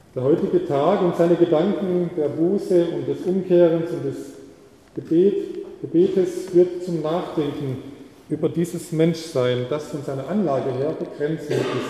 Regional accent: the South, Southern Germany, Germany; moved away; bei uns im Süden

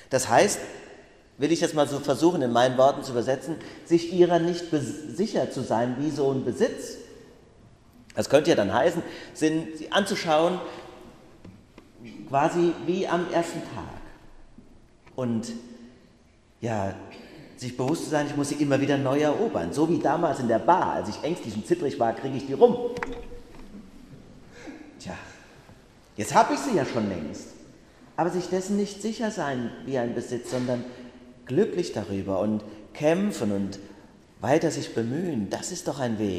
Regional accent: Bacharach, Rhineland-Palatinate, Germany; In meinem Heimatort Bachach gibt es ja viele Fachwerkhäuser.

